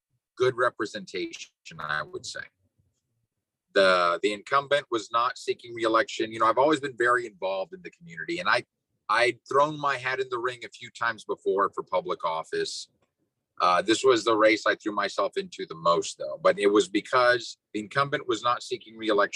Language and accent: English; Brownsville, Texas, United States; Born and raised in Brownsville